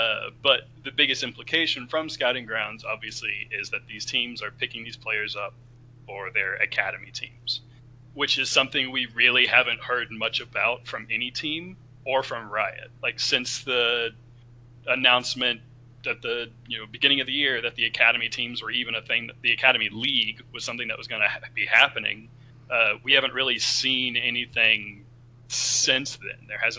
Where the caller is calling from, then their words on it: Dallas, Texas, United States; I'm calling from the great nation of Dallas, Texas.